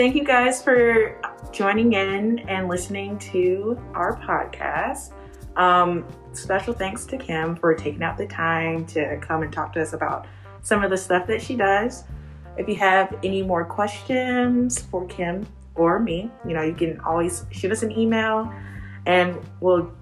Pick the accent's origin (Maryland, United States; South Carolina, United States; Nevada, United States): South Carolina, United States; Columbia; moved away as an adult; also born or lived in Charleston, South Carolina; originally I am from Columbia, South Carolina